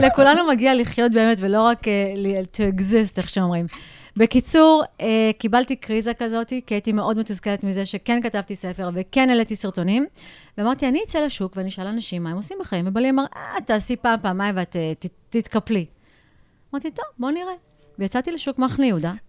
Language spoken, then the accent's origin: Hebrew; United States; also born or lived in India; now in Jerusalem, Israel; אני נולדתי לא בארץ, גלתי בארצות הברית